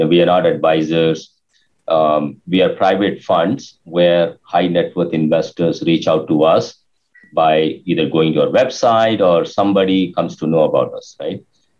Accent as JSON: {"language": "English", "country": "India", "moved": "as an adult", "lives_now": "United States", "said": "when I realized based on my inconsistent results previously from 97, when I came to USA from India, 97 to 2001"}